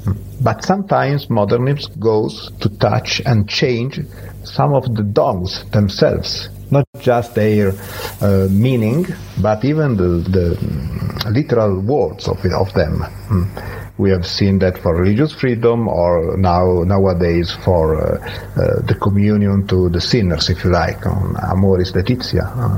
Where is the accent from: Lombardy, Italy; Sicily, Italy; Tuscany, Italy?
Lombardy, Italy; Milan; English is a second language; also born or lived in Rimini / Rome; now in Montalenghe, Italy; so in the northern part of Italy, where I am from, more or less. I'm from Milan, actually.